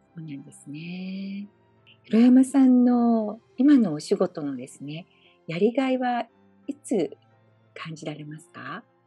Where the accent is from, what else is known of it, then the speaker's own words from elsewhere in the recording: Fukuoka, Japan; now in Hawaii, United States; 私も福岡出身